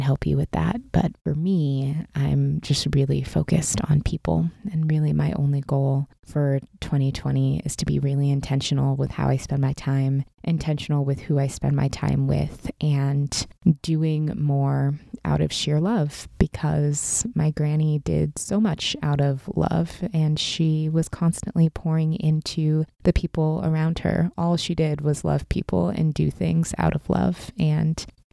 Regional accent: Pacific Northwest, United States; moved away as an adult; now in Southern California, United States; I grew up in the Pacific Northwest, was born and raised there

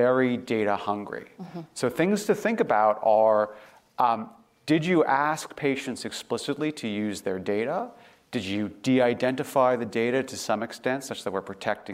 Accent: Canada; moved away; I grew up in Canada.

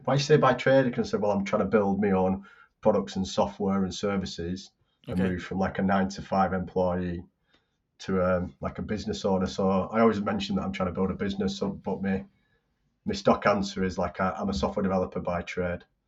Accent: Bolton, North West England, United Kingdom; my hometown, Bolton's

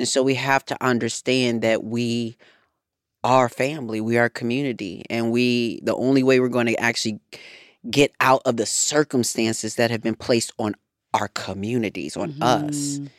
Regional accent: Racine, Wisconsin, United States; And I grew up in the in one of the hoods in Wisconsin. And, you know, in Racine, Wisconsin, it was such a small town

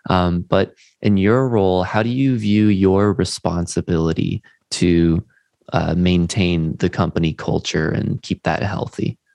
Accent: United Kingdom; I'm a Brit

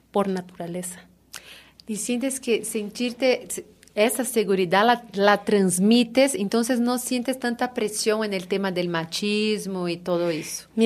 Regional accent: Brazil; Spanish is a second language; moved away; como yo soy de Brasil

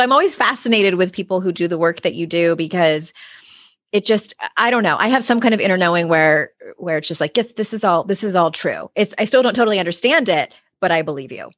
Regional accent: San Diego, California, United States; I'm from San Diego, too

